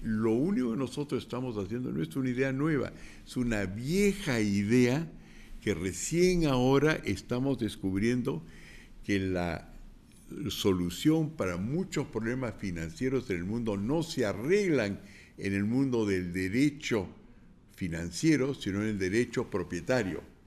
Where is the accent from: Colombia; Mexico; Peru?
Peru; Lima; yo soy limeño, pero sé hablar quechua